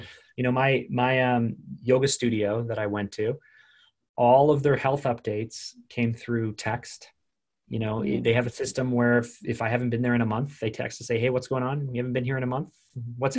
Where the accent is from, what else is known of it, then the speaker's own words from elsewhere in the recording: Toronto, Ontario, Canada; I grew up in Willowdale. And it's like, well, where is Willowdale? Well, it's like Willowdale's in North York